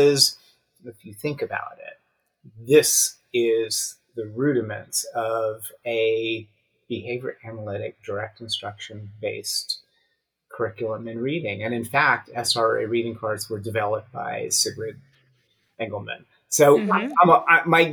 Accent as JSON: {"language": "English", "town": "New York City", "region": "New York", "country": "United States", "tie": "born or raised there", "said": "I was a pretty average kid growing up in New York City"}